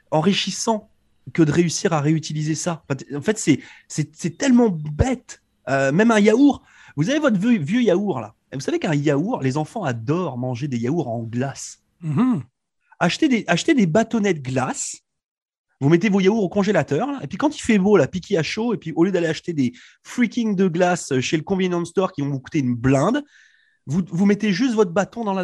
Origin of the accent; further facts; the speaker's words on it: France; now in Canada; depuis que je suis arrivé de France, là, je mange du céleri ici au Canada